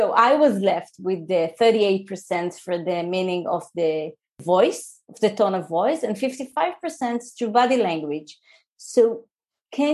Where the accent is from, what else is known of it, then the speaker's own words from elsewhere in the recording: Israel; English is a second language; moved away as an adult; also born or lived in New Jersey; I'm an Israeli.